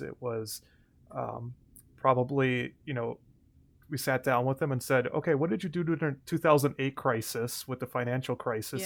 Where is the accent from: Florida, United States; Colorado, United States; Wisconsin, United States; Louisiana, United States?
Wisconsin, United States; Mayville; also born or lived in River Falls, Wisconsin; I grew up in Mayville